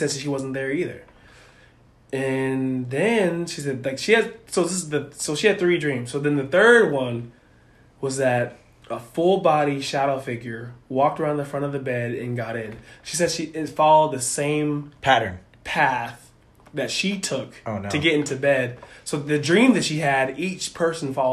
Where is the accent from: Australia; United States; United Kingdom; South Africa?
United States; Florida; also born or lived in Oklahoma; we grew up in Florida